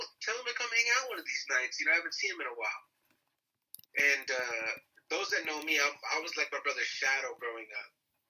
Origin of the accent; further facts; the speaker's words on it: Eloy, Arizona, United States; I grew up in Eloy.